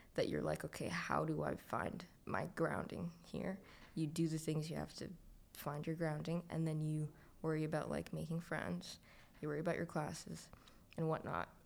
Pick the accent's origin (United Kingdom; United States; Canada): Canada; Scarborough, Ontario; I was raised in Scarborough